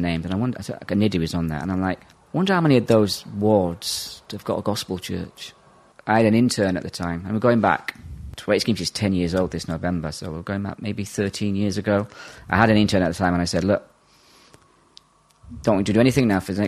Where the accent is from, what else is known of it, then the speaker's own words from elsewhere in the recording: Yorkshire and the Humber, United Kingdom; also born or lived in Ireland / Brazil / south of England; I grew up in Yorkshire